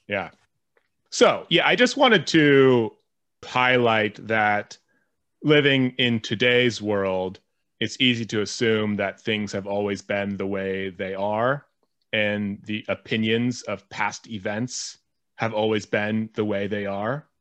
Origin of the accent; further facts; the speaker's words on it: United States; an American who lives in this world where war does exist